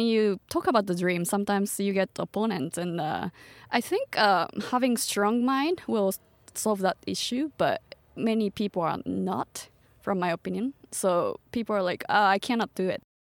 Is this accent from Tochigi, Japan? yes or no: yes; Tochigi, Japan; English is a second language; also born or lived in Nara Prefecture / United States; now in Tokyo, Japan; I'm from Tochigi Prefecture, which is like, uh, two hours away from Tokyo